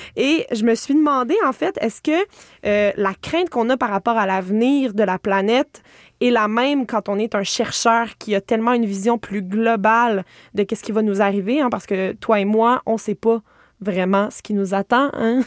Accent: Estrie, Quebec, Canada; je viens de l'Estrie

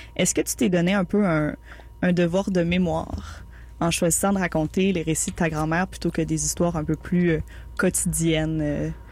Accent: Montreal, Quebec, Canada; je suis une Montréalaise de quatrième génération

